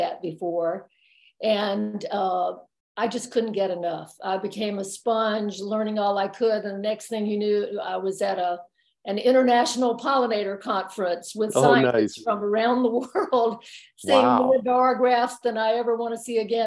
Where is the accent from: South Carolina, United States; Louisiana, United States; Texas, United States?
South Carolina, United States; moved away as an adult; now in North Carolina, United States; I grew up in South Carolina and came to college in Western North Carolina